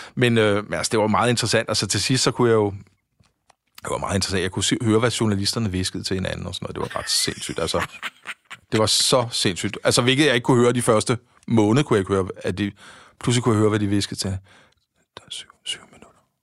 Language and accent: Danish; Frederiksberg, Capital Region of Denmark, Denmark; jeg er sådan rigtig Frederiksberg-dreng